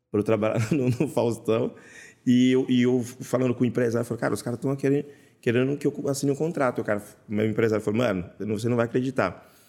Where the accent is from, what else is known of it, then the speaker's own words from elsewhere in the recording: Bahia, Brazil; born there; lá onde eu nasci, na Bahia, também come